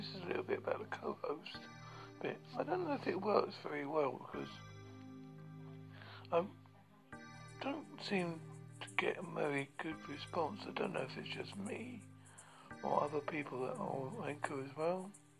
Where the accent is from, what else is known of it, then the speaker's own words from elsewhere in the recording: United Kingdom; I'm British.